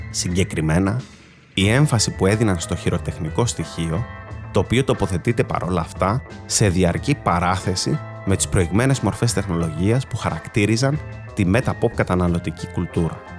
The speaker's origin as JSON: {"language": "Greek", "country": "Greece", "tie": "born there", "said": "Πολύ όμορφο γιατί είμαι περήφανο που γεννήθηκα στην Ελλάδα αλλά πάντα ένα ληξιαρχικό στοιχείο."}